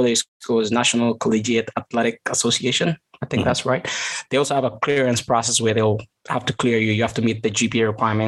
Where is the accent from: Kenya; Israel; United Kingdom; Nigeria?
Kenya; Kaptagat, Elgeyo-Marakwet County; moved away as an adult; also born or lived in Eldoret; now in United States; I grew up in Kaptagat